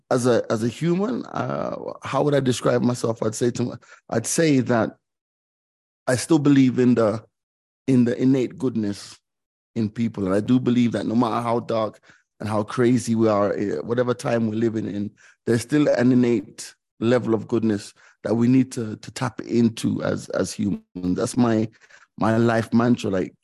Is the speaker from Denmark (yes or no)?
no; Jamaica; also born or lived in London; And then the second phase of my childhood was growing up in Jamaica, which was a completely different society. It was very, very different from London.